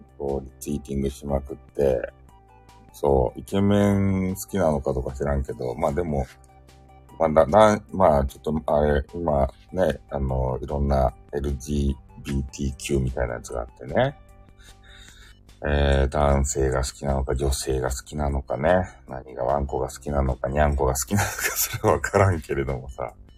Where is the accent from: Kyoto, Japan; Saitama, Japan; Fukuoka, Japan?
Fukuoka, Japan; accent: Hakata dialect; 俺のさ、博多弁